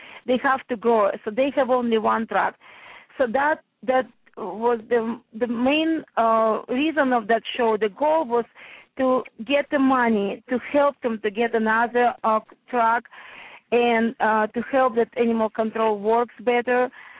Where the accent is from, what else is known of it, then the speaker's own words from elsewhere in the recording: New Jersey, United States; I'm from New Jersey. My shop in Madison, New Jersey, it's a Morris County, so it's north part of Jersey, but very close to the city.